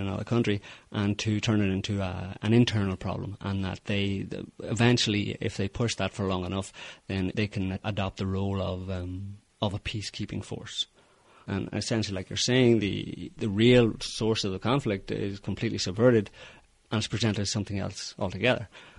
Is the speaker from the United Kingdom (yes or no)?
yes; Northern Ireland, United Kingdom; given that I grew up in Northern Ireland during the, well, I was born towards the beginning of the Troubles.